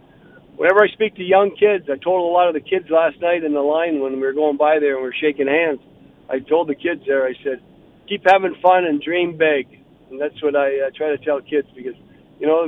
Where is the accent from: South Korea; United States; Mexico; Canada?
Canada; London, Ontario; I grew up in London